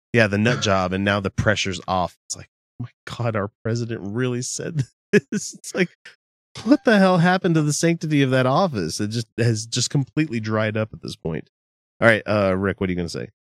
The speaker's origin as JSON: {"language": "English", "region": "Arkansas", "country": "United States", "moved": "yes", "lives_now": "Utah, United States"}